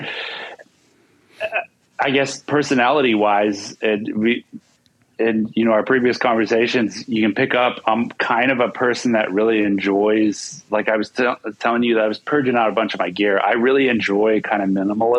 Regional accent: Blackfeet Reservation, Montana, United States; I was born and raised on the Blackfeet Reservation

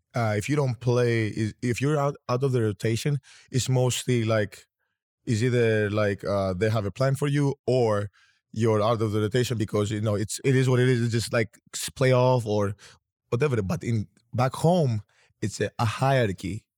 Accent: Greece; I was born and raised in Greece

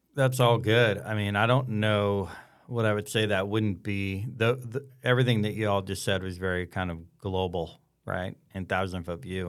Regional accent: the South, United States; growing up in the South, surrounded by Northerners

